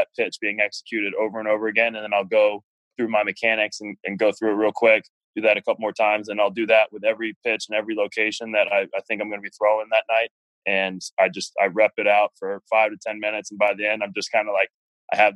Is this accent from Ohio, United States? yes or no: yes; Cincinnati, Ohio, United States; also born or lived in Chicago, Illinois; I'm originally from Cincinnati, Ohio. Wasn't born there. I was born in Chicago, moved all over the country for my first 8 years of life, but then we settled here